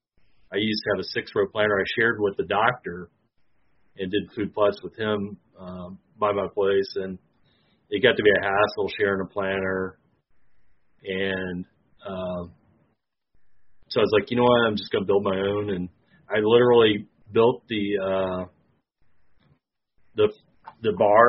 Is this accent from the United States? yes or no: yes; Clinton, Illinois, United States; I'm from Clinton, Illinois, my hometown. Born and raised there.